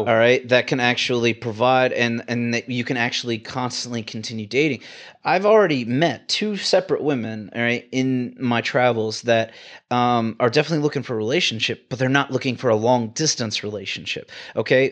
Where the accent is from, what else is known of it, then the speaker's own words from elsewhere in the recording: Houston, Texas, United States; moved away; I like being a Texan, man. I mean, like, I'm from Houston